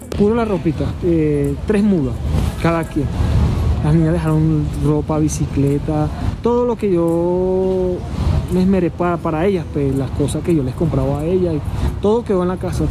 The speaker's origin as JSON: {"language": "Spanish", "town": "Barquisimeto", "region": "Lara", "country": "Venezuela", "moved": "as an adult", "lives_now": "Bogotá, Colombia", "said": "soy venezolano de la ciudad de Barquisimeto, Estado Lara"}